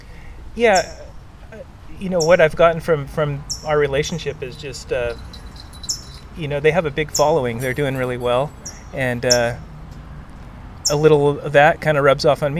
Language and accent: English; Santa Cruz, California, United States; growing up in Santa Cruz, we're kind of in a bubble where we're not exposed to a lot of other board builders